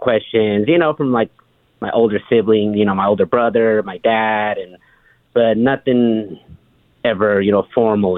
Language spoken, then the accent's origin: English; California, United States; I was born and raised in California